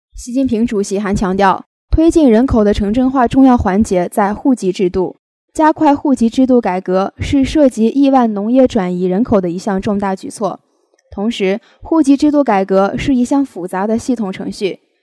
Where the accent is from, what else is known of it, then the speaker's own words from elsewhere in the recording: China; 我们生在中国